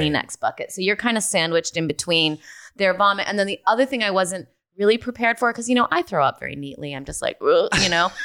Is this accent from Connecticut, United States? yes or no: no; Rockford, Illinois, United States; moved away; I grew up in Rockford, Illinois